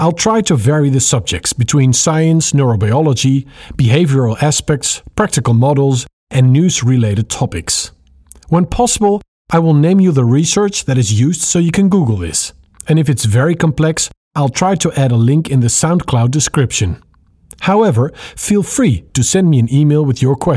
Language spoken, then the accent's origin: English; Netherlands; English is a second language; I'm speaking to you from the Netherlands. It's this tiny little country that nobody knows unless you tell them our capital city is Amsterdam